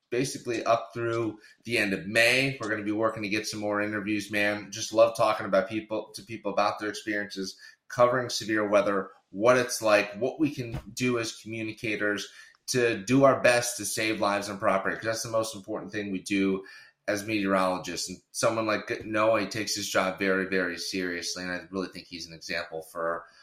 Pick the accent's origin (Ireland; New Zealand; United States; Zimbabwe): United States; New England; hearing his background about you know growing up in New England, he didn't, you know, him like me, we didn't have a ton of experience with like tornadoes.